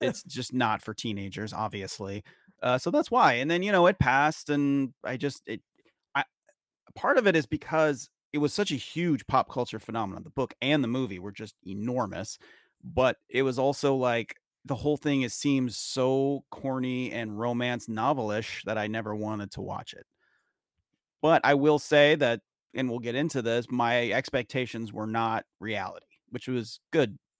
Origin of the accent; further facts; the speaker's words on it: Gresham, Oregon, United States; also born or lived in rural small town (unnamed); place I grew up, you know, or until I was in fourth grade, and then I moved to Gresham, which is a suburb of Portland, Oregon